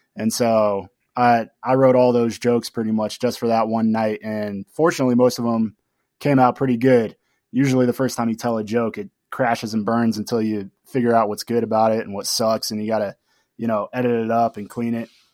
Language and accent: English; Tucson, Arizona, United States; I'm born and raised in Tucson